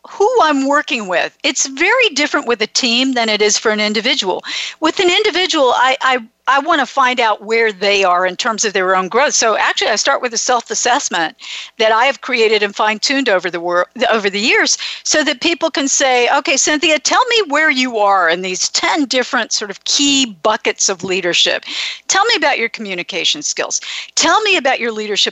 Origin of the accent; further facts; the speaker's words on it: Florida, United States; now in California, United States; I grew up in Florida